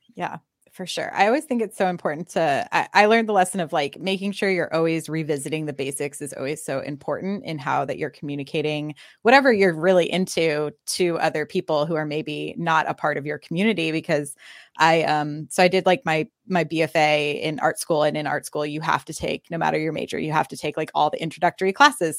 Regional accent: Austin, Texas, United States; also born or lived in Los Angeles; I'm, I'm from Austin, kind of back and forth between L A and Austin.

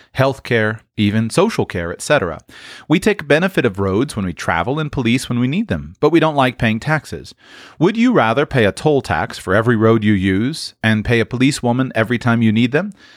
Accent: United States; many of us Americans

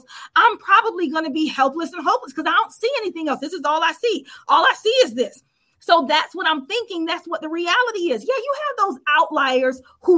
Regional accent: United States; I'm a Black American.

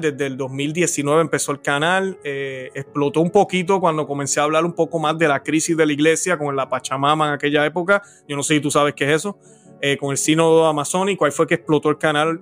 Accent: Puerto Rico; soy puertorriqueño, nací en la isla del encanto

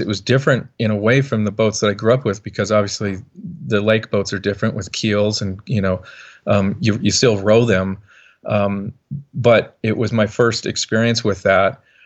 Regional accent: Montana, United States; growing up in Montana, obviously, uh, not the biggest boat building community

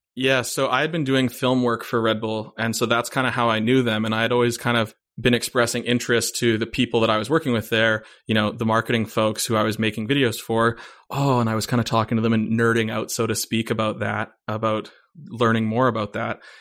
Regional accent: Vancouver, British Columbia, Canada; I grew up in Vancouver

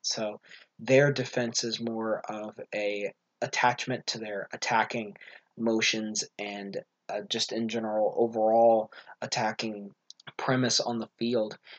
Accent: United States

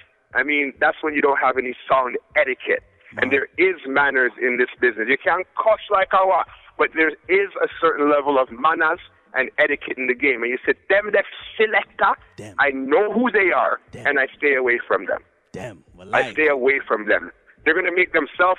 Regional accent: Canada; I'm from Canada

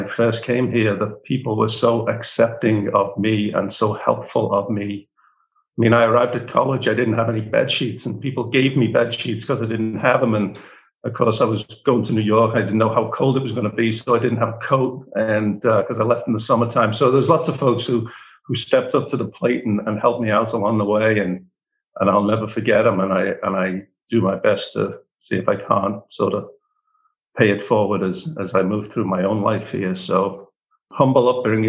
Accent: Liverpool, North West England, United Kingdom; moved away as an adult; now in United States; I was born in Liverpool, not to wealthy means by any stretch of the imagination

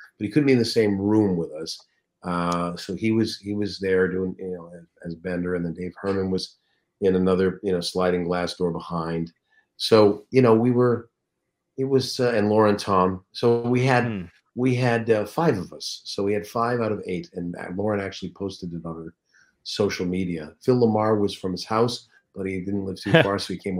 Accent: Toronto, Ontario, Canada; moved away; I was from Toronto

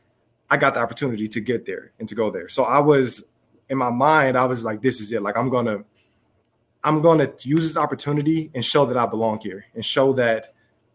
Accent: Southern California, United States; being back in my hometown, not San Diego, but being back in Southern California

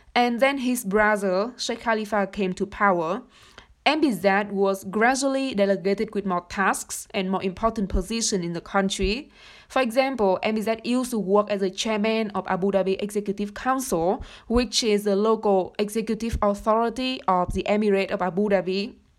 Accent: Vietnam; moved away; I come from Vietnam

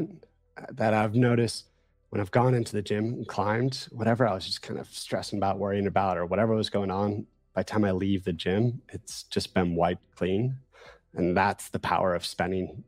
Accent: outside Chicago, Illinois, United States; I'm from Midwest, grew up eating spaghetti outside Chicago

